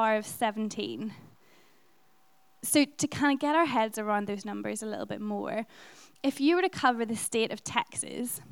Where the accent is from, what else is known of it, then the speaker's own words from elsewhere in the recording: Ireland; being Irish